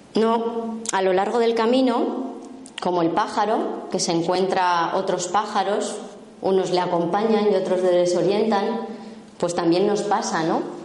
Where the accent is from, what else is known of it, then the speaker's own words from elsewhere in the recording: La Rioja, Spain; soy riojana